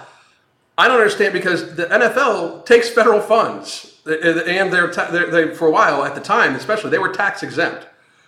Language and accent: English; Pittsburgh, Pennsylvania, United States; I grew up in Pittsburgh, so the Pittsburgh Steelers were, like, literally ingrained into you.